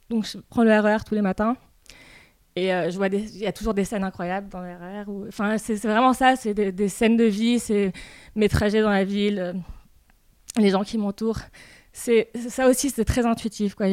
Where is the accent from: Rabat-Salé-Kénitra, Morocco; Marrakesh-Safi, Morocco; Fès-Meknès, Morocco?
Rabat-Salé-Kénitra, Morocco; Rabat; ma grand-mère était peintre en fait au Maroc et j'ai passé euh, beaucoup de mon enfance chez elle, à Rabat.